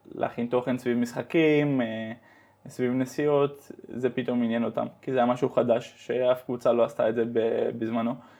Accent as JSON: {"language": "Hebrew", "town": "Amsterdam", "region": "North Holland", "country": "Netherlands", "tie": "born or raised there", "also_born_or_lived": "Netanya, Israel", "moved": "as an adult", "lives_now": "Spain", "said": "נולדתי וגדלתי בהולנד"}